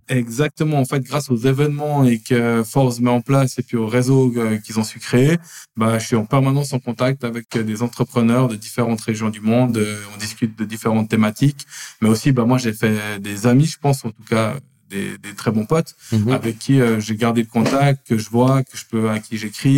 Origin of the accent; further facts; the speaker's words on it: Lausanne, Vaud, Switzerland; je suis né et j'ai grandi à Lausanne. J'ai fait toutes mes écoles obligatoires à Lausanne